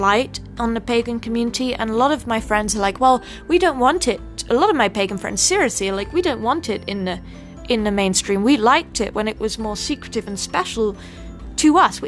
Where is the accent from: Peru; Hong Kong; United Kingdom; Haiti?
United Kingdom; now in United States; I'm British, I can't vote